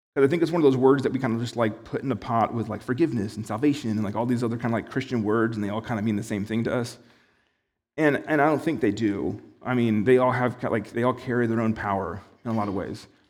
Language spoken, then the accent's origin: English; United States; as an American